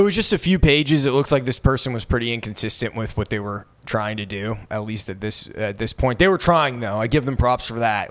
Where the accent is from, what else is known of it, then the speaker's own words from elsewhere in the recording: Maine, United States; moved away; I grew up in Maine, so I'm used to snow